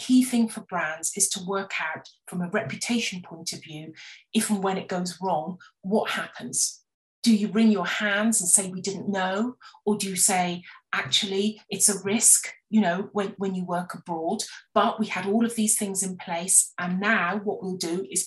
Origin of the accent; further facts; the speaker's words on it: West Country, South West England, United Kingdom; I grew up in the West Country, and you ate what was in season